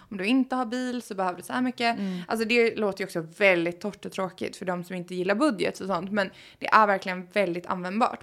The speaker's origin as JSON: {"language": "Swedish", "country": "Sweden", "moved": "as an adult", "lives_now": "Los Angeles, United States", "said": "Jag var hemma i Sverige för första gången på fyra år"}